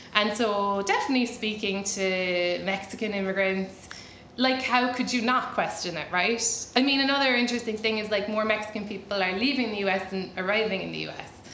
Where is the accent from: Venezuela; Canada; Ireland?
Ireland; moved away as an adult; now in United States; I'm Irish.